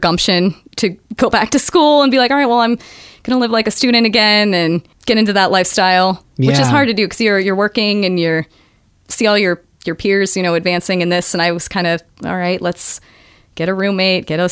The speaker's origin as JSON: {"language": "English", "region": "Southwest Pennsylvania", "country": "United States", "also_born_or_lived": "Chicken, Alaska", "moved": "yes", "said": "I'm from Southwest Pennsylvania"}